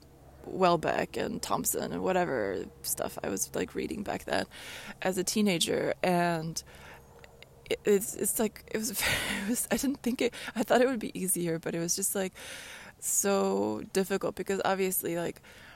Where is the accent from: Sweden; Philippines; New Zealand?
Sweden; moved away; the childhood house in Sweden